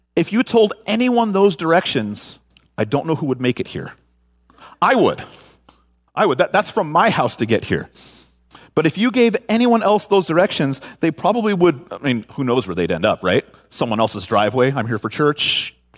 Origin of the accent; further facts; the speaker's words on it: San Francisco Bay Area, California, United States; moved away as an adult; now in Washington, United States; born and raised in the San Francisco Bay Area.